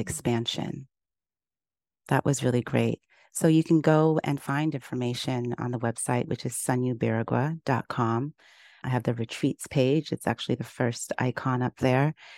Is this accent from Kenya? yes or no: yes; Kenya; moved away; also born or lived in Uganda; I grew up in Kenya